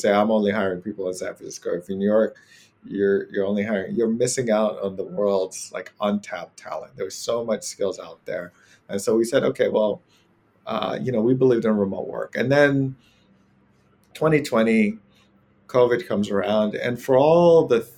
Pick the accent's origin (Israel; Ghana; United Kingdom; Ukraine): Ghana; moved away as an adult; now in United States; from Ghana, originally West Africa, and that's where I grew up